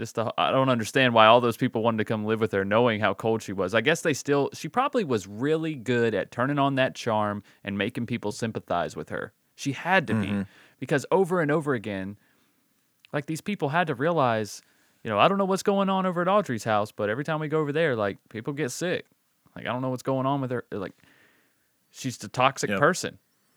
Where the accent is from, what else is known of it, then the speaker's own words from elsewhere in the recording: Alabama, United States; Because I grew up in Alabama.